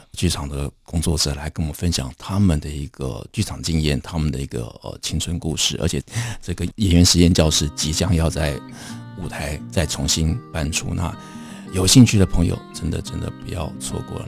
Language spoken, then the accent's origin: Chinese; Taipei, Taiwan; 其实我小时候住在剑潭